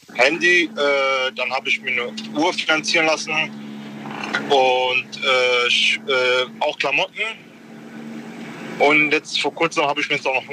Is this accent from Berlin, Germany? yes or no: no; Frankfurt, Hesse, Germany; Äh, ich bin der …, ich bin aus Frankfurt.